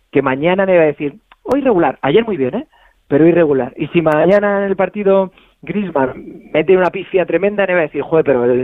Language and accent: Spanish; Madrid, Community of Madrid, Spain; yo es que nací en San Blas, ¿sabes? Ah, bueno. soy, muy de, soy muy de barrio.